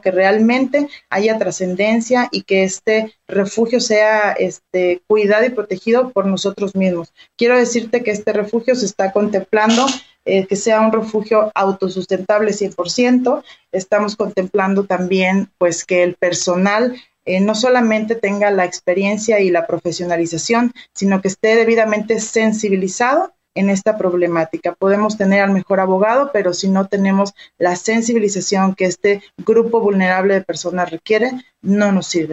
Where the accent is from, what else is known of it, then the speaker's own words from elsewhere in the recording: Mexico; como mexicanos